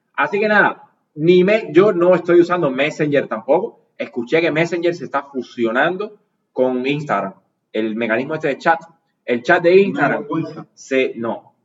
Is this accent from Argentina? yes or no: no; Cuba; como youtuber cubano